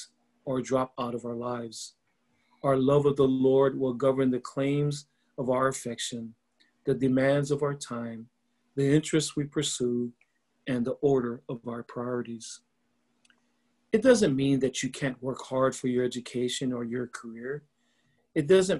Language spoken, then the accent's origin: English; Laie, Hawaii, United States; I'm from Laie, Hawaii. It is a small town on the north shore of Oahu.